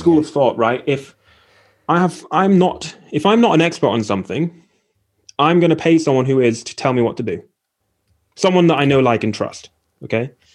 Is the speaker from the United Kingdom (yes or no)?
yes; Aberdeen, Scotland, United Kingdom; also born or lived in Essex; I'm from Aberdeen